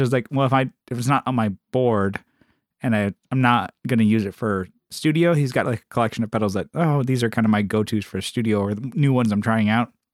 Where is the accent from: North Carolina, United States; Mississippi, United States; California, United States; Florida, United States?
California, United States; San Diego; moved away; we're, we're, we're from San Diego, so we don't get that weather